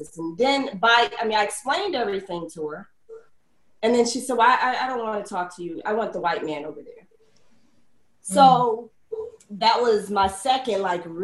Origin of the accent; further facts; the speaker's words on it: Mississippi, United States; We're from Mississippi